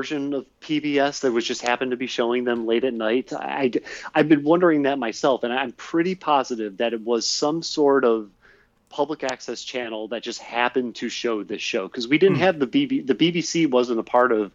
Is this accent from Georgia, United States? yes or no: no; Euclid / Nordonia, Ohio, United States; this would have either been in sixth grade when I was like going to Euclid, or this would have been in seventh grade as I moved back from Euclid going to the middle school, Nordonia Middle School